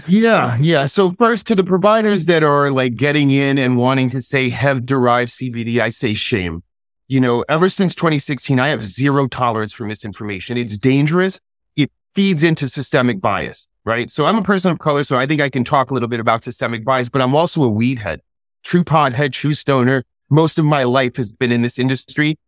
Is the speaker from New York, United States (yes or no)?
yes; New York City, New York, United States; moved away as an adult; also born or lived in Rochester; I'm originally from New York City. I grew up in New York City.